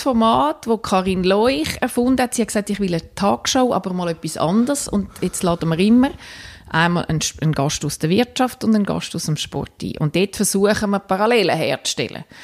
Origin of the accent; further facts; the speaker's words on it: Winterthur, Zurich, Switzerland; now in Rapperswil-Jona, Switzerland; Ich bin in Winterthur aufgewachsen, lebe jetzt mit der Familie in Rapperschwil-Jona.